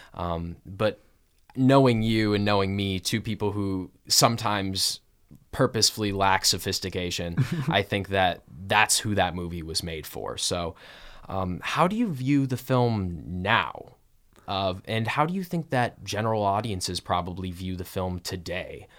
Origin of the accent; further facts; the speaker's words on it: Kalamazoo, Michigan, United States; I am from Kalamazoo, Michigan